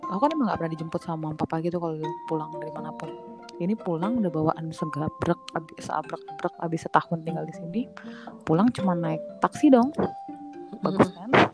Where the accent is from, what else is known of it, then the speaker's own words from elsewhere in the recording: Jakarta, Indonesia; accent: South Jakarta (Jaksel) speech; moved away; aku anak Jakarta Selatan banget